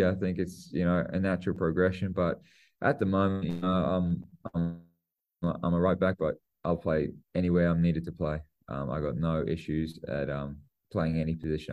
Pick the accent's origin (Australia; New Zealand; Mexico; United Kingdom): New Zealand; I'm a Kiwi and I play for the Aussies